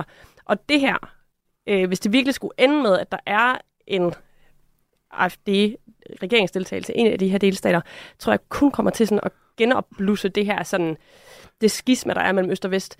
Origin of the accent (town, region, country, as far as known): Denmark